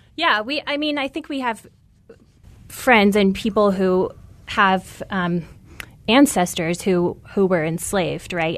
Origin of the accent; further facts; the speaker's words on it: Tucson, Arizona, United States; I'm from Tucson.